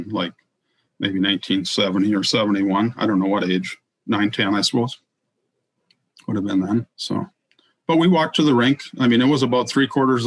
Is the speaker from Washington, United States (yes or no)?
no; Roseau, Minnesota, United States; moved away as an adult; also born or lived in Ridgewood, New Jersey; where I grew up in Roseau wasn't technically on the Iron Range